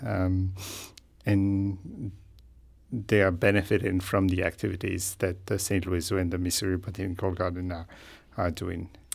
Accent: Madagascar; So, I grew up in Madagascar. I trained as a veterinarian in Madagascar.

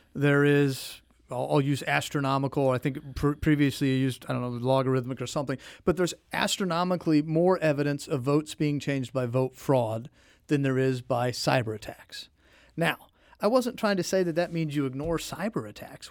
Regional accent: Jefferson City, Missouri, United States; also born or lived in St. Louis; Born and raised in Jefferson City, lived my entire life really in Missouri

